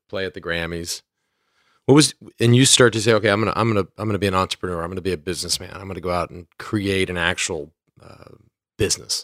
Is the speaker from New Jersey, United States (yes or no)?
no; Dallas, Texas, United States; I grew up in North Texas, in the suburbs of Dallas